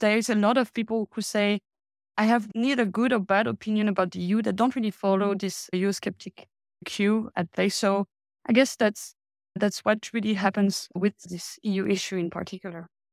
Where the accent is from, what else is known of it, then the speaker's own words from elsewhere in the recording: France; now in Denmark; I come from France